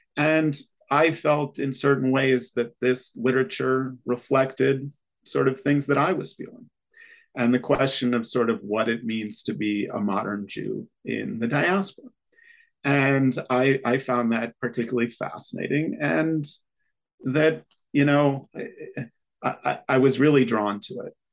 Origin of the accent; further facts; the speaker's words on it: Rochester, New York, United States; moved away as an adult; also born or lived in Israel; I grew up in Rochester, New York